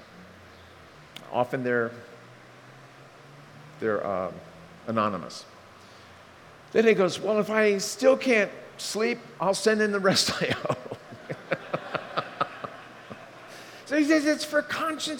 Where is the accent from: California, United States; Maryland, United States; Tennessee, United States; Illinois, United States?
Maryland, United States; Bowie; born or raised there